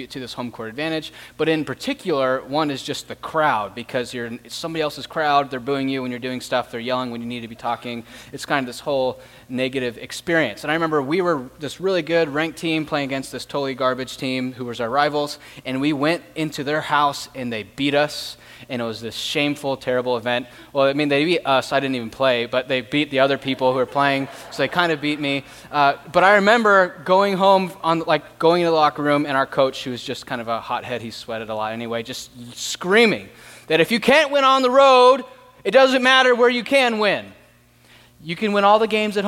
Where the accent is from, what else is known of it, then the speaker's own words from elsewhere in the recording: Tempe, Arizona, United States; I grew up in Tempe, and I went to McClintock High School